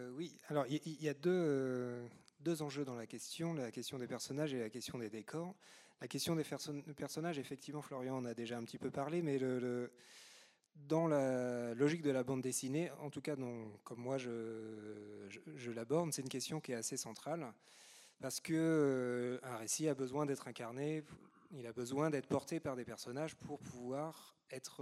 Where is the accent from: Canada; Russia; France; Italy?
France; Normandy; je suis normand